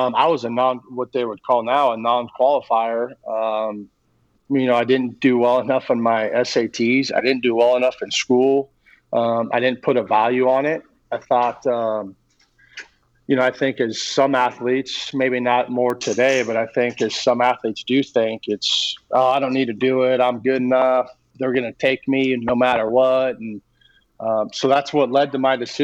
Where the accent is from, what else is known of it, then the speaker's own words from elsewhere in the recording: Long Beach, California, United States; I grew up in Long Beach